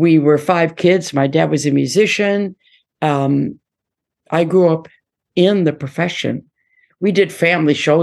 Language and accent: English; Detroit, Michigan, United States; moved away; Detroit is my heart, obviously. I'm born and raised there